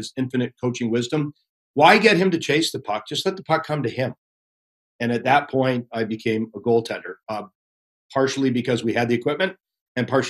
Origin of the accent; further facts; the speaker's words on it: Pickering, Ontario, Canada; we're from Pickering.